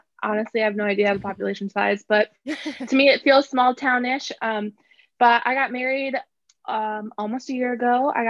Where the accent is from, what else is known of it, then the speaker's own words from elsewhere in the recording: Fort Dodge, Iowa, United States; I did. Yeah. Born okay. and raised. Actually, oh, technically Fort not Fort Dodge. I was actually, I like grew up on a little town, Otho Colville area. Okay. It's still considered Fort Dodge, but it's really tiny.